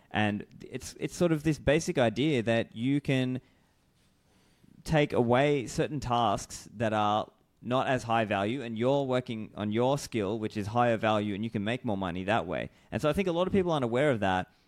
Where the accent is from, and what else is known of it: Australia; moved away as an adult